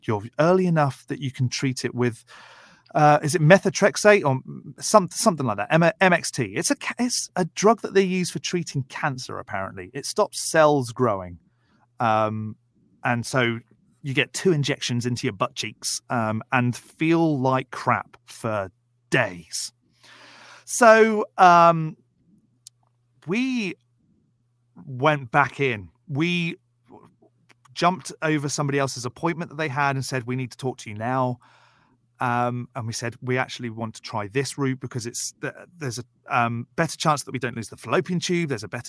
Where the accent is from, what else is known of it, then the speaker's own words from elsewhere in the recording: United Kingdom; I'm British and we don't have that language in the UK.